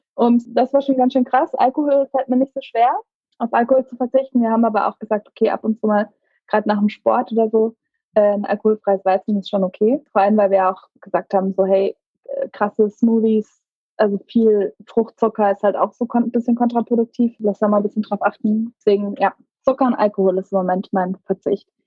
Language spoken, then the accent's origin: German; Karlsruhe, Baden-Württemberg, Germany; Ich bin in Karlsruhe groß geworden.